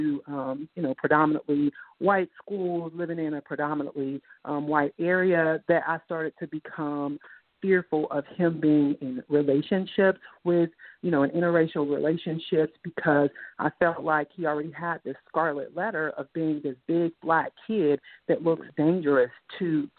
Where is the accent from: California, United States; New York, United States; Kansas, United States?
California, United States; Inglewood; growing up in Inglewood, California